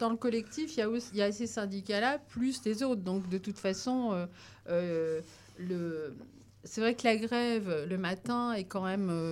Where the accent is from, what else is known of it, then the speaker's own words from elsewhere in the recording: France; Donc ça, c'est vraiment une première chez nous en France, hein, parce que ça existe dans d'autres pays.